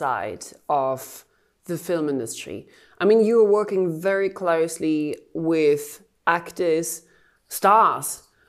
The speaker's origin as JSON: {"language": "English", "country": "Germany", "said": "as I would pronounce it at home, which is Germany"}